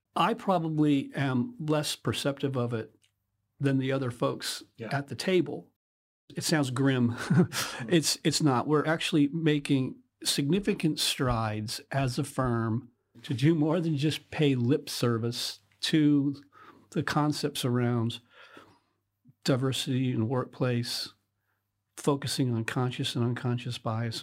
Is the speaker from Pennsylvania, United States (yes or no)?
yes; Western Pennsylvania, United States; moved away as an adult; now in United Kingdom; I was born in Western Pennsylvania a long time ago.